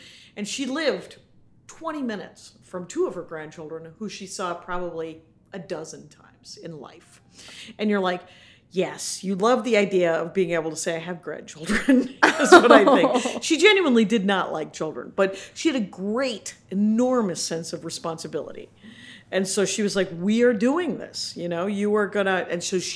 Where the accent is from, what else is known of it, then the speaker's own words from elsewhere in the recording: Milwaukee, Wisconsin, United States; moved away as an adult; also born or lived in Minneapolis; now in Los Angeles, United States; We're from Milwaukee